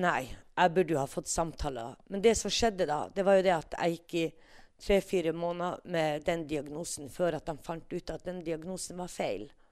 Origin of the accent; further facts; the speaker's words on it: Tana, Finnmark, Norway; jeg er født og oppvokst i Tana, oppe i Finnmark, Øst-Finnmark.